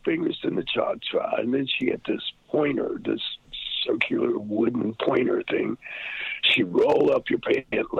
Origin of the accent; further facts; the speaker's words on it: Detroit, Michigan, United States; also born or lived in Columbus, Georgia / Saginaw, Michigan; we moved to Detroit, to Hamtramck, actually, the year that I turned one.